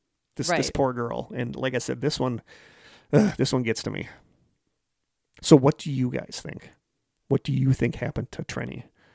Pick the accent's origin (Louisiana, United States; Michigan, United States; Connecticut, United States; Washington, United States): Washington, United States; Yakima; because I am from Yakima, Washington.